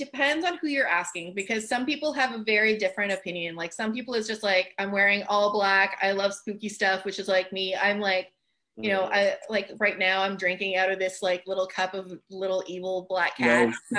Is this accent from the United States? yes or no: no; France; first language French; English is a second language; Like I'm French originally, so my first language is French. But I don't have much of an accent, and it's mainly because I just watched so much TV as a kid.